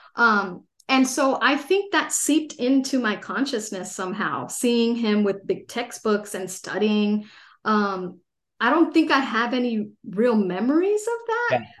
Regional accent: Los Angeles, California, United States; also born or lived in San Diego; I grew up in Los Angeles, uh, a pretty big city in California

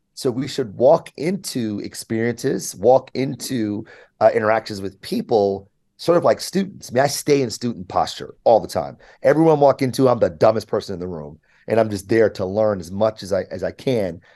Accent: Michigan, United States; also born or lived in New York; I was able to to to to grow up here.

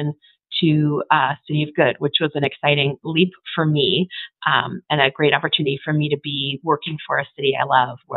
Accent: Minnesota, United States; moved away as an adult; now in Boise, United States; I am from Minnesota and up until recently lived in Minneapolis

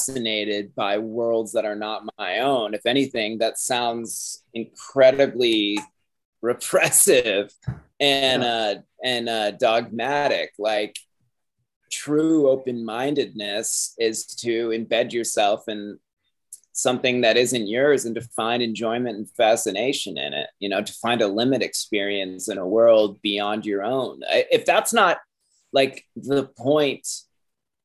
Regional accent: Cape Cod, Massachusetts, United States; I grew up on Cape Cod

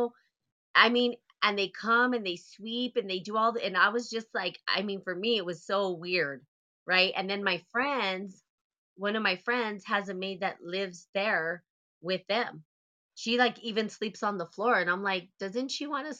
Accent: United States; also born or lived in India; I'm American

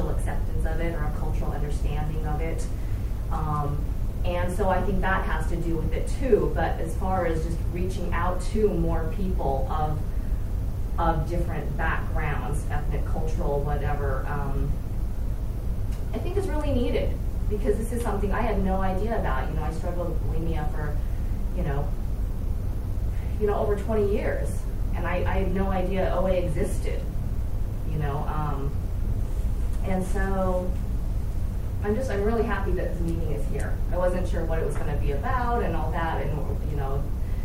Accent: Utah, United States; now in Los Angeles, United States; I grew up in Utah

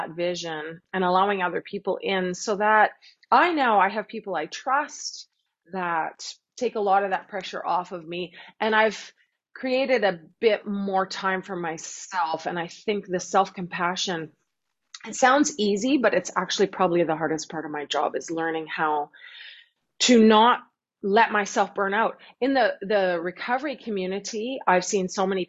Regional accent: Winnipeg, Manitoba, Canada; moved away; I'm from Winnipeg

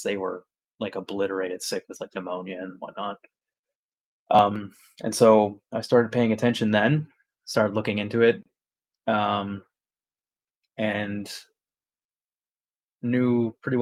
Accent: Nova Scotia, Canada; I'm from Nova Scotia. I've been a paramedic here for 12 years since 2011

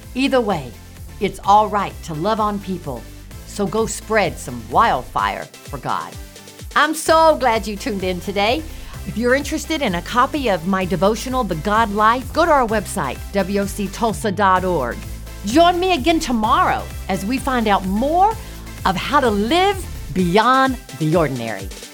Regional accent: Florida, United States; now in Tulsa, United States; As a little girl growing up in Florida

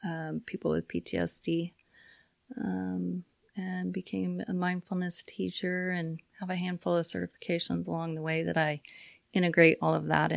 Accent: Cimarron, Kansas, United States; Well, I grew up in Cimarron, out in southwest Kansas. Grew up and graduated from there in 1989.

